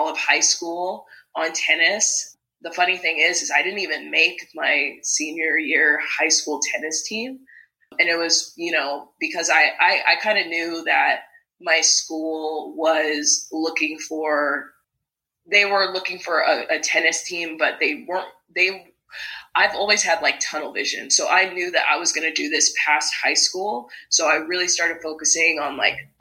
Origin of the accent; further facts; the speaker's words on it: Las Vegas, Nevada, United States; I was born and raised in Vegas